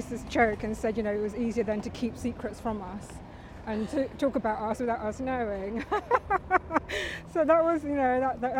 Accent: London, United Kingdom; Oh yeah, I was born in Barnet in London.

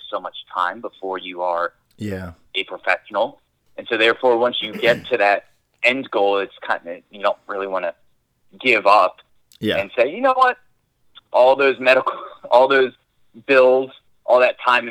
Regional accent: New Orleans, Louisiana, United States; I'm from New Orleans

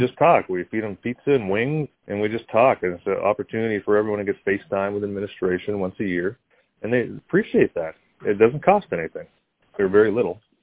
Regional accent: Canada; also born or lived in South Carolina / Buffalo, New York; now in Georgia, United States; Growing up in Canada

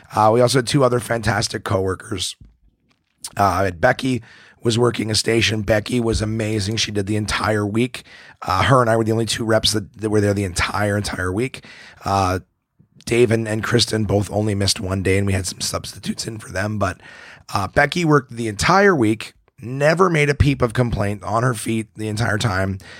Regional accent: Ottawa, Ontario, Canada; my hometown of, of Ottawa

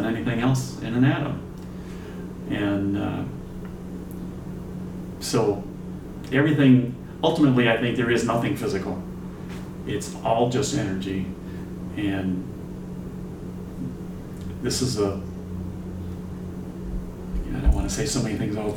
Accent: Chicago, Illinois, United States; moved away as an adult; now in San Diego, United States; I've been in California for 30 years, but I'm still a Chicagoan. I'm never going to be a San Diegan

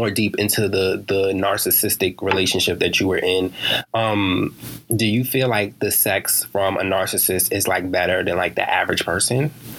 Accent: New York City, New York, United States; moved away; I'm from New York, Harlem, New York, to be exact.

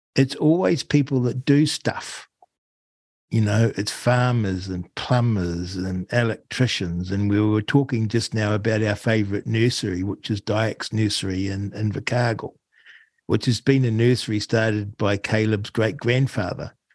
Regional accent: Rangiora, Canterbury, New Zealand; also born or lived in Auckland / Wellington; now in Arrowtown, New Zealand; I grew up in Rangiora, just north of Christchurch, and then I shifted to Auckland and then spent time obviously in Wellington

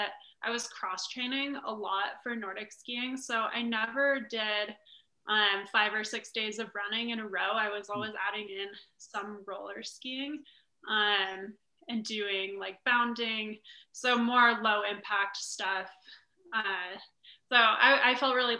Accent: Park City, Utah, United States; I'm actually born and raised in Park City, Utah.

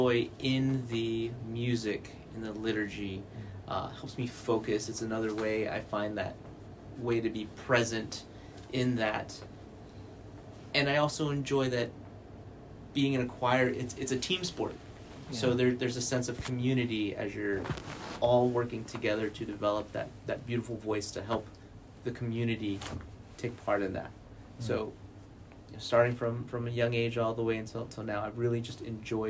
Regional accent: Guam; moved away; Born and raised in Guam and started off in Catholic schools all the way through

